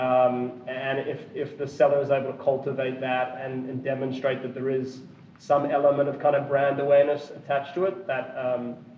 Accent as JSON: {"language": "English", "country": "Australia", "moved": "yes", "lives_now": "Austin, United States", "said": "I'm from Australia originally, but based in Texas, Austin"}